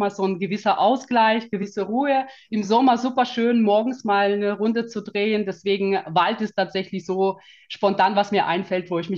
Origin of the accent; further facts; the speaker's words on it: Kazakhstan; German is a second language; now in Germany; weil ich bin nicht gebürtige Deutsche, sagen wir mal, sondern mhm. ich komme tatsächlich aus, ähm, aus Kasachstan. Also mhm. gehöre zu den sogenannten Russlanddeutschen.